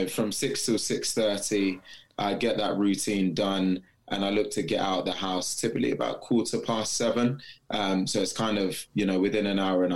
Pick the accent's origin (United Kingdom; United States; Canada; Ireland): United Kingdom; Born and bred in the UK